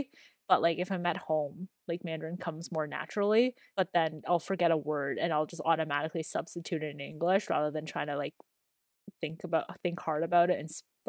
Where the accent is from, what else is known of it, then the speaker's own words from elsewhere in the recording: Canada; also born or lived in Dalian, China; I was born in China in the province of Dalian, and I came to Canada when I was 3 years old in April of 2000.